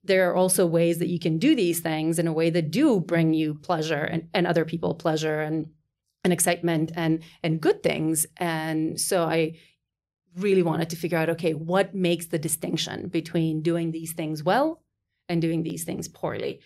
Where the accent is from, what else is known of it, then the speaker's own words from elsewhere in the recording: North Macedonia; moved away as an adult; as I was growing up in Macedonia through college, uh, 'cause I, right, did my college there